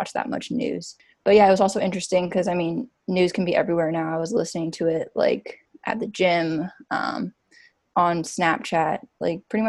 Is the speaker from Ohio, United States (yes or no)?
no; Kailua, Hawaii, United States; moved away as an adult; now in Portland, United States; my hometown is Kailua, Oahu in Hawaii.